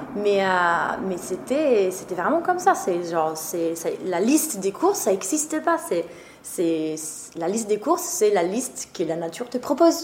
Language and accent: French; Trentino-Alto Adige, Italy; French is a second language; moved away; je suis italienne d'origine. Ma famille est toujours en Italie.